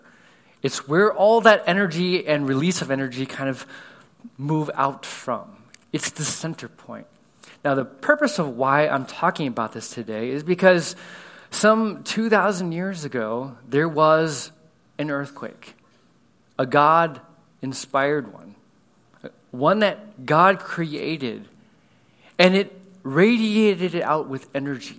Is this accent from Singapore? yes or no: no; California, United States; now in Houston, United States; I grew up in California, a little bit different than here in Houston